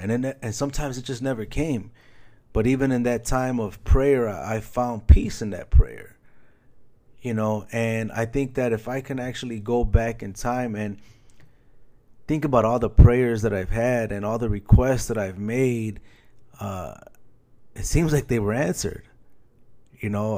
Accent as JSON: {"language": "English", "town": "Chicago", "region": "Illinois", "country": "United States", "tie": "born or raised there", "moved": "yes", "said": "Chicago recently, my hometown, shout out Chi Town"}